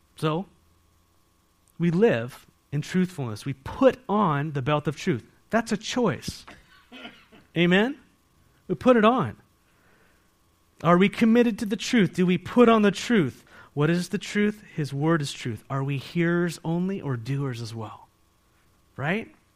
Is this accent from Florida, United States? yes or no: no; San Diego, California, United States; now in Walla Walla, United States; I grew up in San Diego